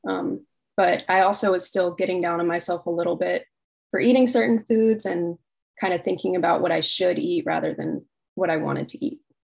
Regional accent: Virginia Beach, Virginia, United States; I'm from Virginia Beach, Virginia

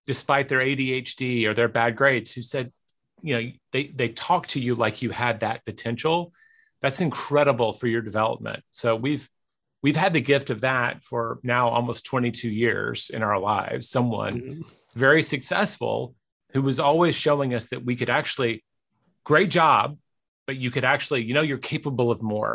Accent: Memphis, Tennessee, United States; my hometown team, the Grizzlies

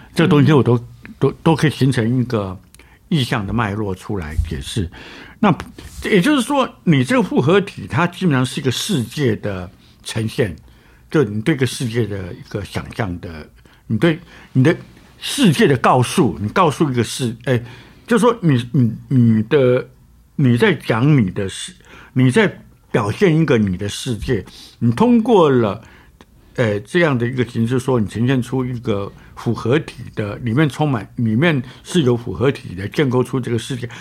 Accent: Taiwan; 我们台湾人都在看呐

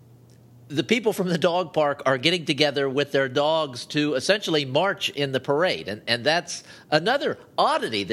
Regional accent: Ohio, United States; I grew up in Ohio

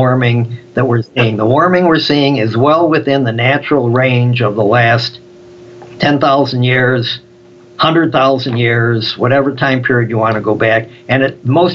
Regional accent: Chicago, Illinois, United States; Growing up in Chicago on the South Side where I came from

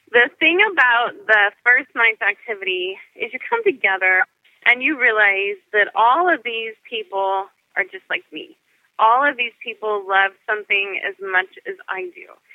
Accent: California, United States; moved away as an adult; now in Northern Virginia, United States; I'm from California. I lived up and down the state of California for 17 years. So, you know, growing up, um, you always learn a little bit of Spanish.

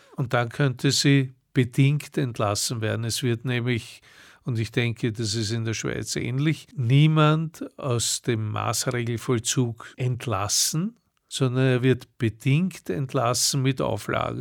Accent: Vienna, Austria; ich komme aus Wien

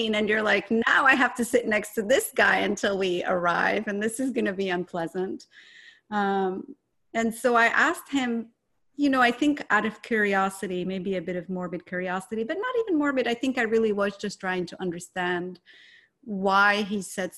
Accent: Morocco; now in United States; I was growing up in Morocco

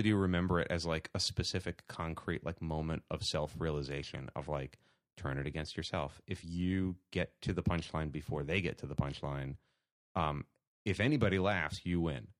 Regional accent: New York City, New York, United States; Born and bred in Staten Island, New York

